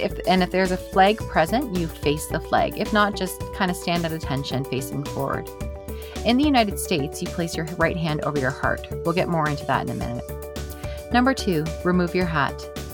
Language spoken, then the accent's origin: English; Canada; as a Canadian